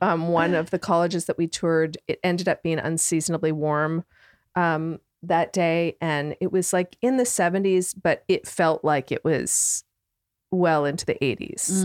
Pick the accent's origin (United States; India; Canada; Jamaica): Canada; moved away as an adult; I'm from Canada